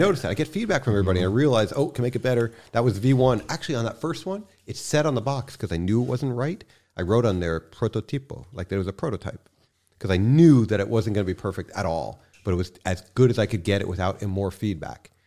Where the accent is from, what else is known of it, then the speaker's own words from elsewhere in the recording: New York City, New York, United States; also born or lived in Long Island; I grew up in Manhattan, um, and from there we moved out to Long Island for a little